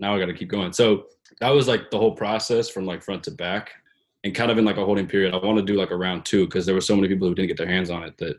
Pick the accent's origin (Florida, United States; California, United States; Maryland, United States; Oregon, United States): Oregon, United States; Portland; moved away as an adult; now in New York City, United States; I work and live in New York City, but I'm from Portland, Oregon